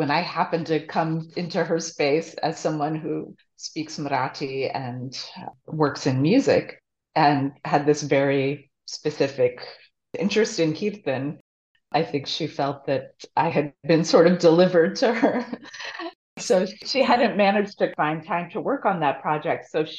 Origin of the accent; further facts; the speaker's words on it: East Coast, United States; It was a tailoring family, were mostly Jewish. But I grew up on the East Coast and they were in San Francisco